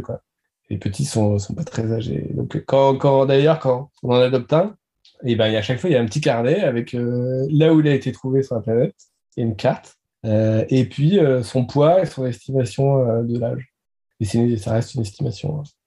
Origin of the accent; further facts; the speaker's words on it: Nantes, Pays de la Loire, France; je suis nantais